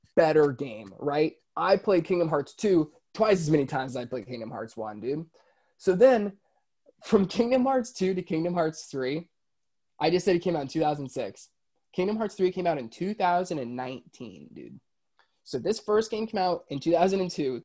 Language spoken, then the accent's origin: English; Florida, United States; also born or lived in Orlando; I I'm from Florida, I live in Orlando. I went to Disney all the time.